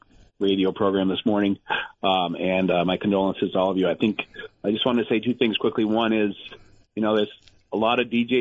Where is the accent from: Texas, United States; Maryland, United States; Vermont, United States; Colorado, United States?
Vermont, United States; Milton; growing up in Milton, I'm of the generation that Catamount Stadium was a real fixture here.